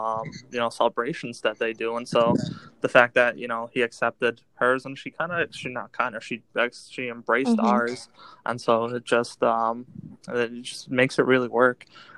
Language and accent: English; Srebrenica, Republika Srpska, Bosnia & Herzegovina; also born or lived in Tuzla; I'm from Srebrenica and my parents met from like the different villages in Srebrenica. Or technically we're from Sučeska, which is a little selo in Srebrenica, but we after the war we lived a little bit in Tuzla and then came here.